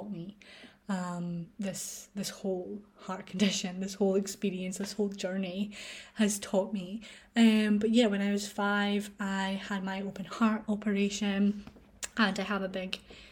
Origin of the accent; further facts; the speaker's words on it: Scotland, United Kingdom; I was born in a hospital in my hometown, and then I was rushed in the ambulance to a hospital in Glasgow